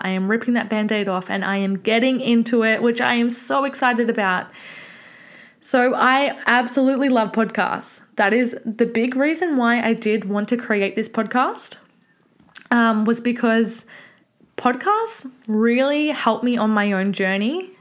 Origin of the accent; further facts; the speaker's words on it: Mornington Peninsula, Victoria, Australia; I am from the Mornington Peninsula